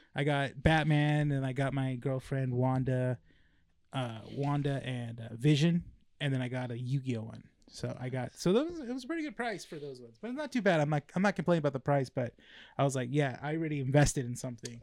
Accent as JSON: {"language": "English", "town": "La Habra", "region": "California", "country": "United States", "tie": "born or raised there", "also_born_or_lived": "Downey, California", "said": "I was born in Downey and then moved to La Habra."}